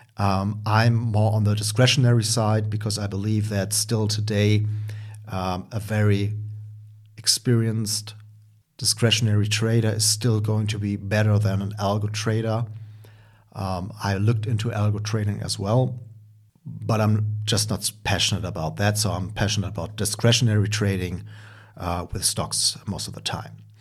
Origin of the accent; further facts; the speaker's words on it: Germany; accent: German; English is a second language; as you can hear by my accent, I'm from Germany. Um, actually currently, uh, also living in Germany.